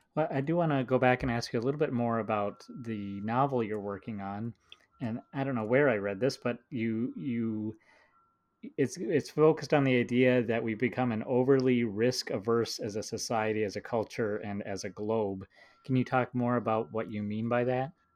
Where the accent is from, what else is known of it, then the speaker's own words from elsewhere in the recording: Minnesota, United States; someone who grew up in the Midwest